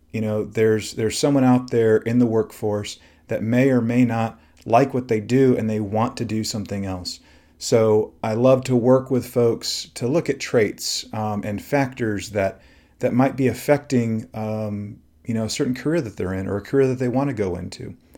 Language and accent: English; Texas, United States; I'm originally from Texas